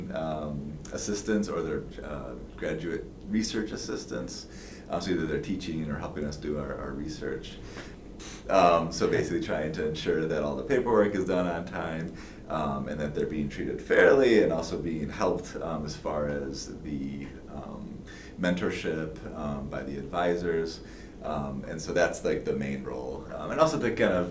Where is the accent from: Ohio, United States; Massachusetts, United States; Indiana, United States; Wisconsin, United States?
Wisconsin, United States; Lake Geneva; moved away as an adult; also born or lived in Madison, Wisconsin; now in Kansas, United States; I'm originally from Wisconsin